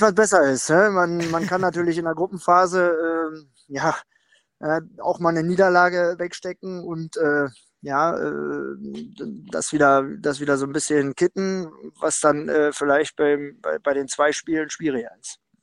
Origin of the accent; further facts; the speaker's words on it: Berlin, Germany; moved away; in meiner Heimatstadt Berlin